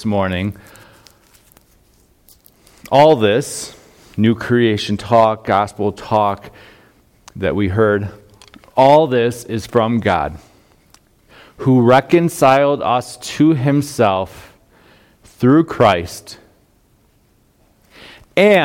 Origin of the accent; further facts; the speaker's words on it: Chardon, Ohio, United States; moved away; I grew up in Northeast Ohio, a small town, Chardon, Ohio